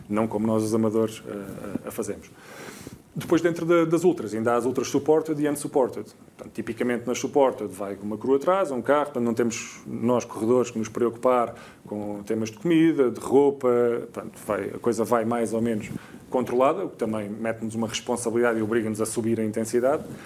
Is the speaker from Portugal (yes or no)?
yes; Alentejo, Portugal; Eu sou do Alentejo